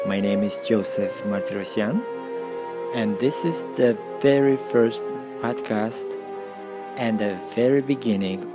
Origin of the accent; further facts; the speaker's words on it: Russia; moved away as an adult; also born or lived in Armenia / Stockholm, Sweden; I was born in Armenia, and when I was 6 years old, my parents moved to Russia